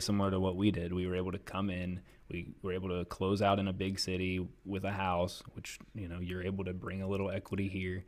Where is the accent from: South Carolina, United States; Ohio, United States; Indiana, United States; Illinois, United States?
Ohio, United States; Columbus; moved away as an adult; I'm from Columbus, Ohio. I'm thirty-three, so I lived there for thirty-one years